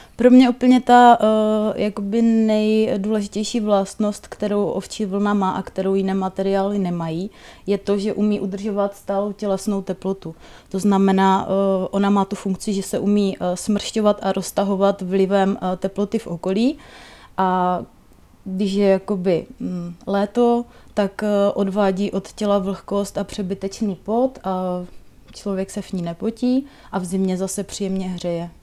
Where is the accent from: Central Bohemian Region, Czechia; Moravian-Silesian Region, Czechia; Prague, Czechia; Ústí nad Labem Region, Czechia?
Moravian-Silesian Region, Czechia; Palkovice; v mé rodné vesnici eh, Palkovicích, v Palkovicích se má zavírat výroba vlněných přikrývek